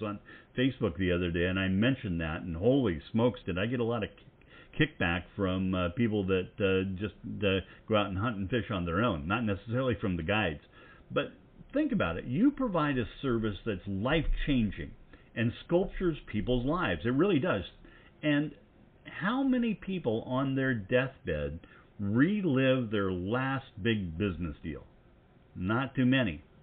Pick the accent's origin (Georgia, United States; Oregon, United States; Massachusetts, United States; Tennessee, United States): Oregon, United States; McKenzie River, Willamette Valley; I grew up on the famous Mackenzie River in the Willamette Valley of Oregon